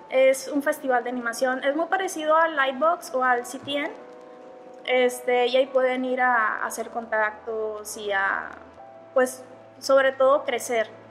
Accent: Monterrey, Nuevo León, Mexico; aquí en Monterrey, bueno, yo soy de, Monterrey

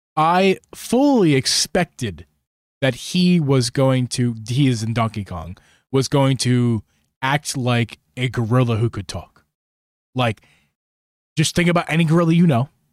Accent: United States; as an American

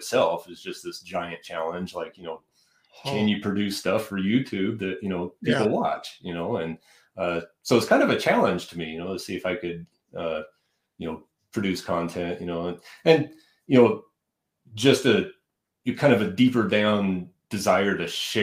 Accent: Denver, Colorado, United States; also born or lived in Buena Vista, Colorado / Texas; I was born in Denver and kind of grew up around Denver and Colorado Springs

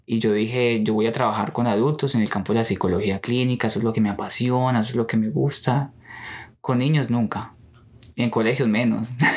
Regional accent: Colombia; moved away as an adult; now in United States; yo quería quedarme en Colombia

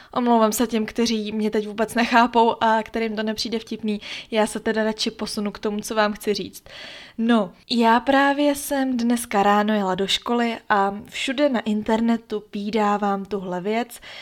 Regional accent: Czechia; u nás v Čechách

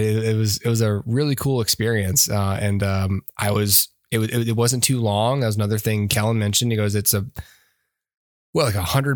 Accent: Georgia, United States; We're from Georgia.

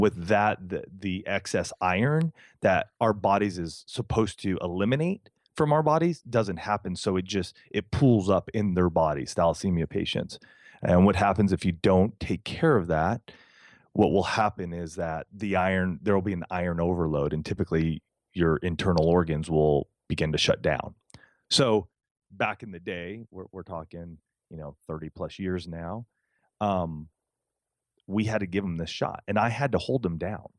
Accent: Southern California, United States; we we grew up here in Southern California.

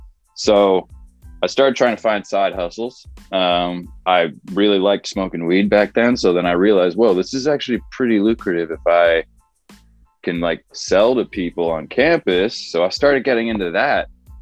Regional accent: New York, United States; also born or lived in Pennsylvania / Connecticut / Chicago; now in Los Angeles, United States; I was born in Pennsylvania, grew up in New York and Connecticut, spent a long time in Chicago, and then moved out

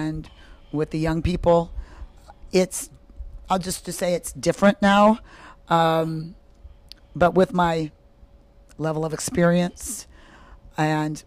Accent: Iowa, United States; now in Fort Mill, United States; That's where I'm from. I'm from Iowa originally

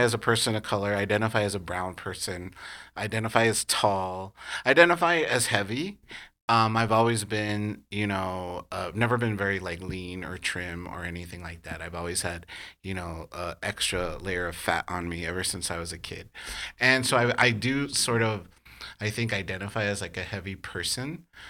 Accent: California, United States; also born or lived in New York; I'm a Californian through and through.

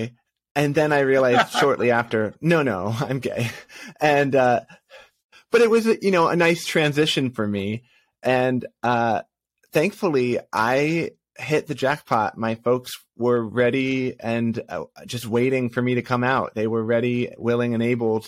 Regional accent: Massachusetts, United States; moved away as an adult; also born or lived in New York; now in Los Angeles, United States; I was born in New York, but we moved pretty quickly to Massachusetts, and I grew up most of my life there.

